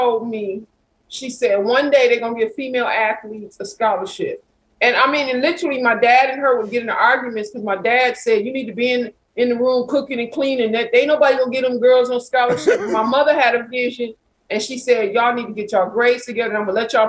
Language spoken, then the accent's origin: English; Flint, Michigan, United States; moved away; I grew up in Flint, Michigan